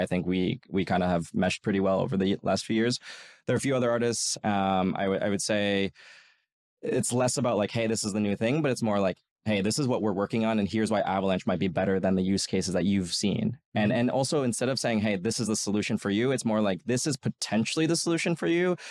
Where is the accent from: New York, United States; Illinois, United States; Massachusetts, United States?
New York, United States; I worked as a golf caddy in in where I grew up in New York